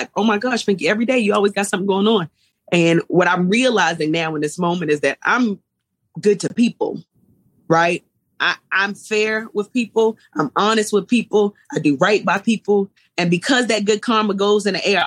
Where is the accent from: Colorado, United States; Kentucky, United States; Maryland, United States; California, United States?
Maryland, United States; Baltimore; moved away; also born or lived in Atlanta; I come from East Baltimore